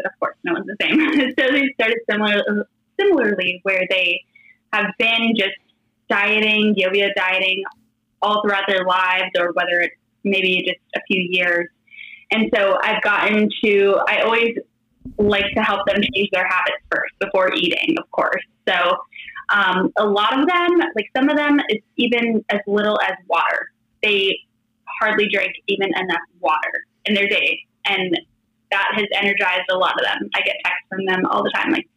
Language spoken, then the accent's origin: English; Florida, United States; now in Los Angeles County, United States; I'm from Florida, but I live in Southern California. Right now I live in LA County